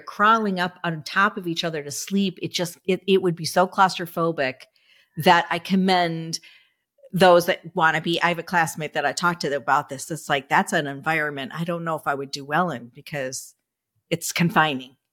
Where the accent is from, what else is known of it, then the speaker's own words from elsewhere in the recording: Michigan, United States; now in Florida, United States; I'm from Michigan